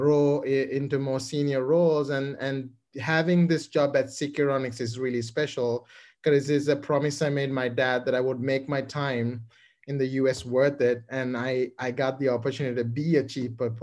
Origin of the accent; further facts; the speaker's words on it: Colombo, Western Province, Sri Lanka; moved away as an adult; now in United States; I grew up in Colombo, Sri Lanka